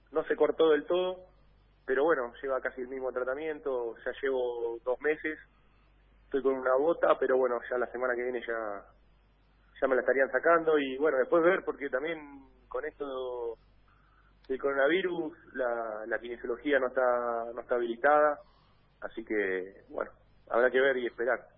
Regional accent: Cabildo, Buenos Aires, Argentina; Y yo salgo de Pacífico Cabildo, de que es el club de mi pueblo, que juega ahí en la Liga del Sur.

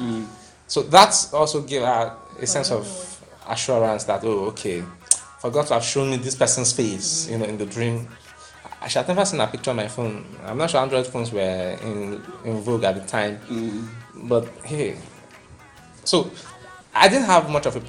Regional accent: Ogun State, Nigeria; I'm from Ogun State

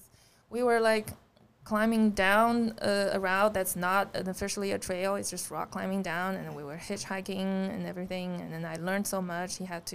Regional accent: Suzhou, Jiangsu, China; English is a second language; moved away as an adult; also born or lived in Troy, Alabama; now in Charleston, United States; I was born in Suzhou, China, and I grew up there all the way to college

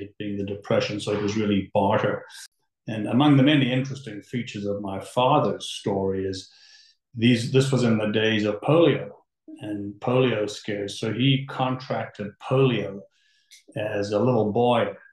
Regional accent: Johannesburg, Gauteng, South Africa; now in Toronto, Canada; I was born in Johannesburg, South Africa. And my family came to Toronto in the late 70s.

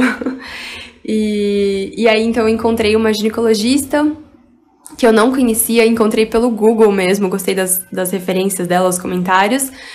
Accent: Barueri, São Paulo, Brazil; eu também cresci em Alphaville, em um condomínio que tinha várias atividades para crianças

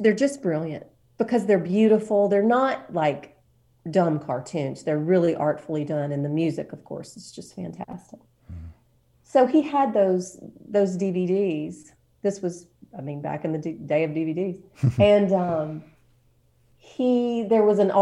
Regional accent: Washington County, Alabama, United States; moved away as an adult; also born or lived in Monroeville, Alabama / New York City; But I was raised in Washington County

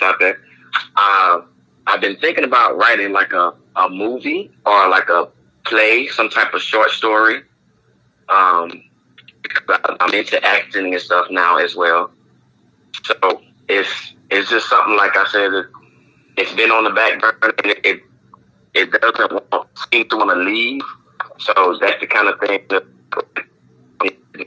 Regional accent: Mississippi, United States; accent: country; now in Tampa, United States; I'm originally from Mississippi, and now I reside in Tampa, Florida.

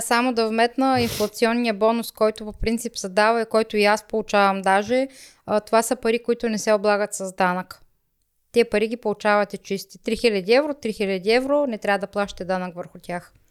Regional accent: Rhodope region, Bulgaria; accent: Rhodope dialect; now in Germany; Аз съм горда с моя си родопски диалект

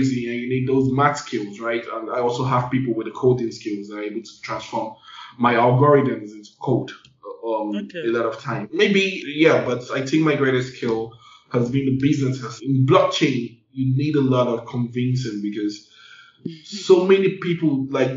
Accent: Nigeria; Of course, I'm Nigerian. We come from a country whereby financial inclusion is very, very poor

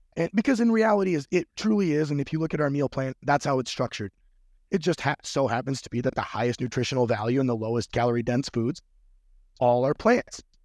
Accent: Midwest, United States; moved away; also born or lived in North Florida; I'm from the Midwest

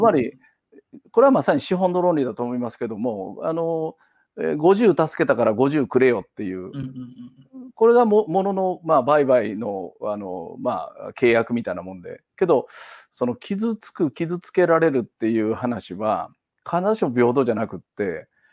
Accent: Kansai, Japan; moved away as an adult; now in Kitakyushu, Japan; もともと関西人

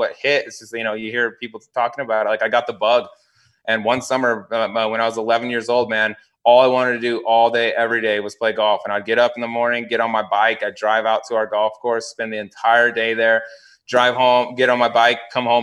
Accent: Fort Collins, Colorado, United States; now in Scottsdale, United States; I grew up in Fort Collins, which is just a little bit north of that.

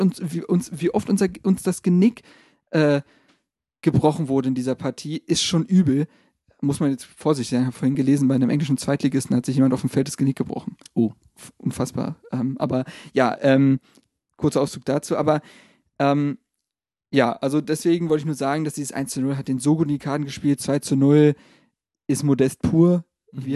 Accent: Berlin, Germany; als gebürtige Berliner

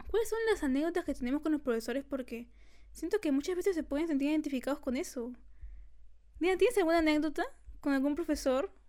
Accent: Lima, Peru; Y, no, no, somos, de Lima.

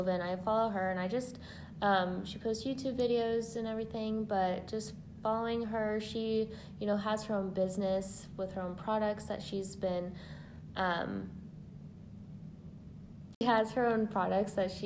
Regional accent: Indiana, United States; I'm from Purdue, Indiana

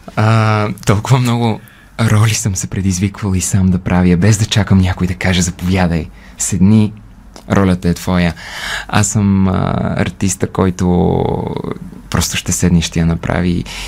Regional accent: Bulgaria; also born or lived in United Kingdom; горд като българин

